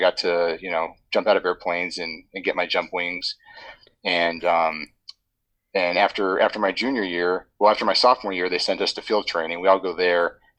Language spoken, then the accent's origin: English; San Diego, California, United States; also born or lived in Ohio / Washington, D.C.; So, I was born in San Diego when he was in Air Force ROTC at the time. We lived in Ohio for about 5 years, then back to California, then a couple places in California, then DC, then back to C